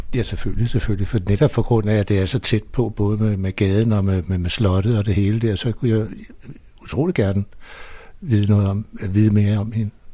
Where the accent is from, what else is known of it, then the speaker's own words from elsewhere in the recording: Copenhagen, Capital Region of Denmark, Denmark; i princippet er jeg jo født ude på Vesterbro i Hedebygade, eller ikke født der, men der boede vi ude de to første